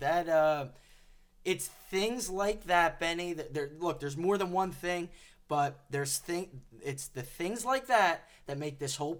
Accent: Oakland, California, United States; I don't like the Raiders because I'm from Oakland, clearly.

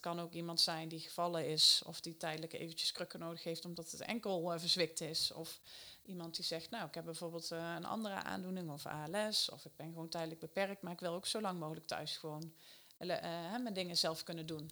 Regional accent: Eindhoven, North Brabant, Netherlands; een groot bedrijf in de regio Eindhoven, waar ik vandaan kom

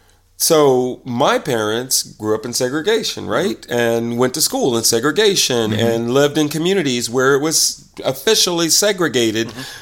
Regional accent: Indianapolis, Indiana, United States; moved away; we moved around a lot until we left Indianapolis, and my grandmother's house was the primary house.

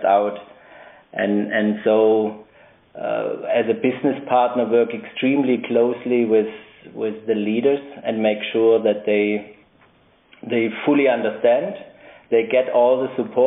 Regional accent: Stuttgart, Baden-Württemberg, Germany; moved away as an adult; also born or lived in United States / United Kingdom; now in Basel, Switzerland; I'm originally from Germany, born in Stuttgart, where I also lived for the longest period of my life.

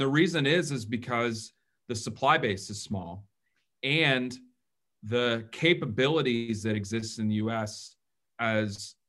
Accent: Atlanta, Georgia, United States; moved away; I grew up in Atlanta, Georgia.

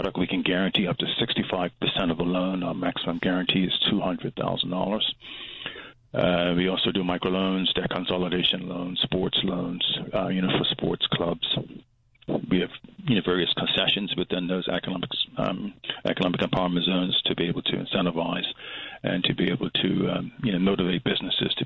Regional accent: Bermuda; we are a British territory

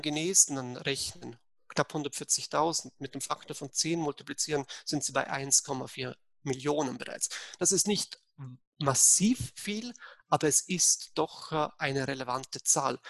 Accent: Vorarlberg, Austria; now in Bayreuth, Germany; ich bin eigentlich Österreicher, äh, aber komme aus Vorarlberg, äh, also aus dem Teil von Österreich, wo direkt an die Schweiz grenzt. Deswegen vielleicht der etwas ungewohnte Akzent.

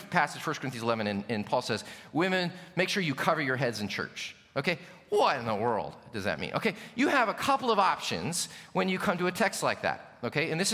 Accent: United States; especially American Christians

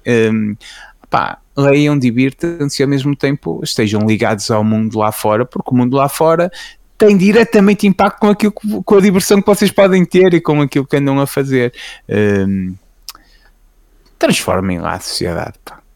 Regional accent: Portugal; celebra-se na minha cidade natal FAF eh, as festas, as feiras francas, que é o feriado municipal

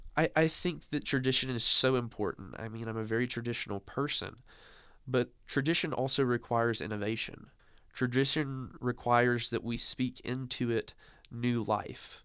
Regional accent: the South, United States; born or raised there

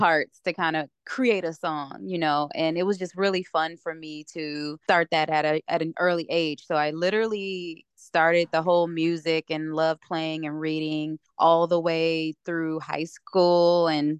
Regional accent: Ypsilanti, Michigan, United States; So starting out, growing up in Metro Detroit area, from a little town outside of Detroit called Ypsilanti, Michigan.

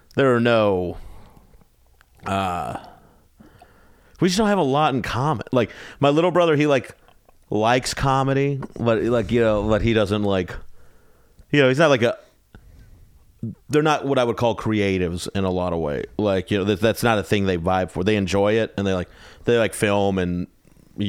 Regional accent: Texas, United States; I grew up in Texas.

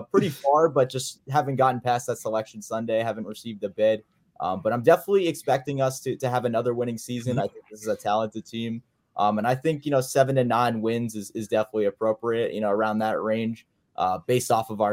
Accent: Long Island, New York, United States; moved away as an adult; also born or lived in Rhode Island; I actually just graduated from URI, but I'm from Long Island, New York.

